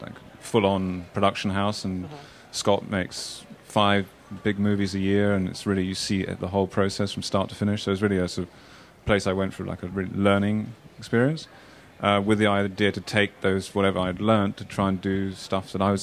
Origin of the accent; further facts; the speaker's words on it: Kenya; I also spent quite a bit of my life growing up in Kenya